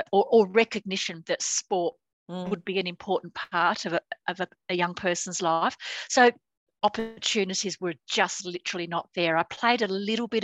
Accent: Australia; also born or lived in United Kingdom; came out to Australia with my parents when I was not quite seven. Dad was coming here for work for a year.

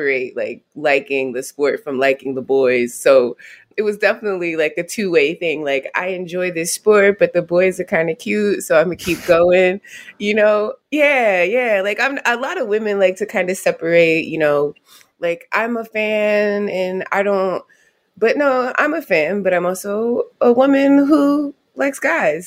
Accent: Youngstown, Ohio, United States; also born or lived in Maryland; I was born in Maryland. Lived in a couple of states over off the Atlantic, and then we moved to Ohio in the early 90s. Grew up in Youngstown

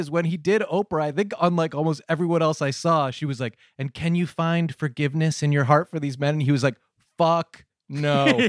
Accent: Cheshire, Connecticut, United States; the Cheshire Murders, you know, happened in my hometown.

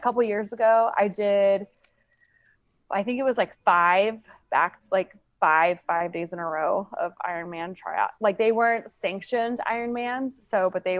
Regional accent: Tulsa, Oklahoma, United States; now in Virginia Beach, United States; Tulsa, Oklahoma, my hometown where I was from

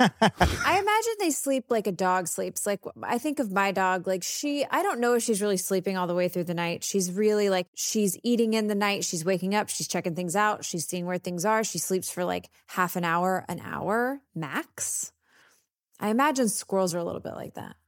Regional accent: Texas, United States

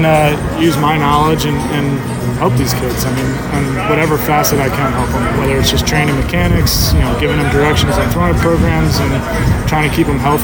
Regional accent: New Jersey, United States; also born or lived in Vermont; where I grew up in New Jersey

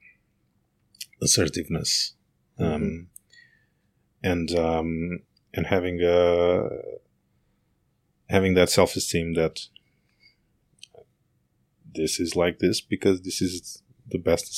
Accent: Portugal; moved away as an adult; also born or lived in Berlin

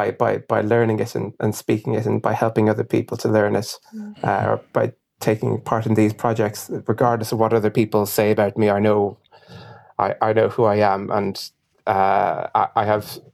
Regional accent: Ireland; my background is I'm half Irish and half Ghanaian

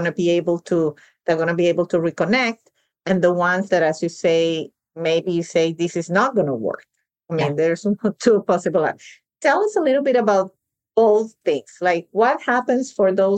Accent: Venezuela; moved away; I was born and raised in Venezuela, but my family is Sicilian.

